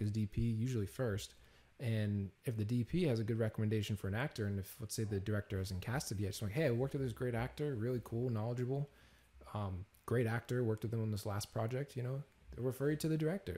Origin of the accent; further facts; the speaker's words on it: Peabody, Massachusetts, United States; now in Los Angeles, United States; this small little town called Peabody, Massachusetts.